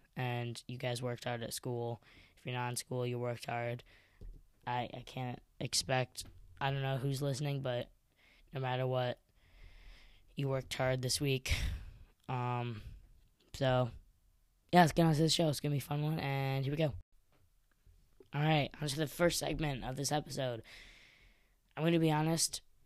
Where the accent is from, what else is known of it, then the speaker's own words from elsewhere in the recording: Chicago, Illinois, United States; I'm from Chicago